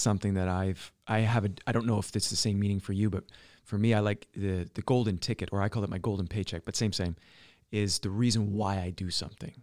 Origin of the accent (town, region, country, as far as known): British Columbia, Canada; born or raised there; moved away; also born or lived in Alberta